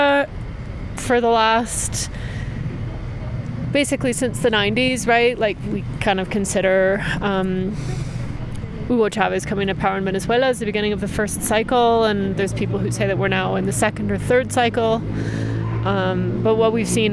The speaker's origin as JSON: {"language": "English", "town": "Maple Ridge", "region": "British Columbia", "country": "Canada", "tie": "born or raised there", "also_born_or_lived": "Edmonton, Alberta, Canada", "moved": "as an adult", "lives_now": "Mexico", "said": "I was born in Edmonton, and I grew up in Maple Ridge in the suburbs of Vancouver, and I've been based in Mexico for over 10 years now"}